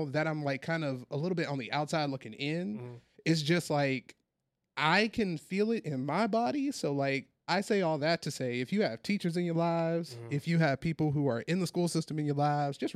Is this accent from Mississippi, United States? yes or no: yes; Mississippi, United States; growing up in a place like Mississippi, uh, with all of the things that come around being a black man growing up in the South